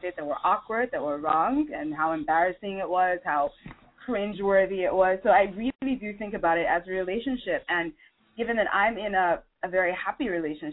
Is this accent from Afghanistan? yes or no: no; Nigeria; I'm originally from Nigeria